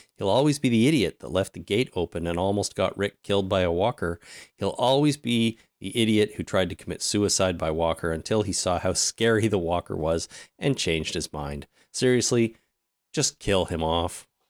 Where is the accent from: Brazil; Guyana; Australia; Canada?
Canada; Us being Canadian